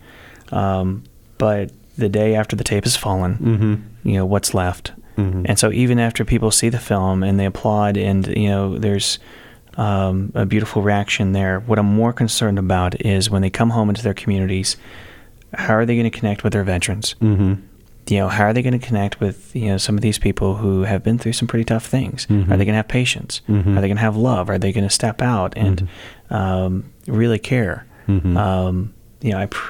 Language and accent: English; Texas, United States; I'm from Texas